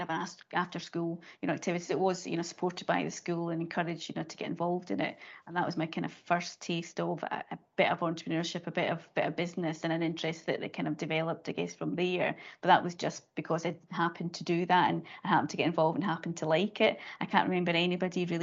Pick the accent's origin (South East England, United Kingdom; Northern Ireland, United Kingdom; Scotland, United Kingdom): Scotland, United Kingdom; Dumfries and Galloway; I grew up in Dumfries and Galloway, so very much in a kind of rural area